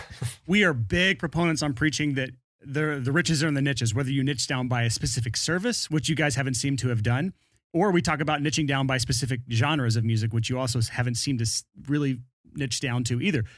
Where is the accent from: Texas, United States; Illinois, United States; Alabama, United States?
Alabama, United States; born or raised there; accent: thick Southern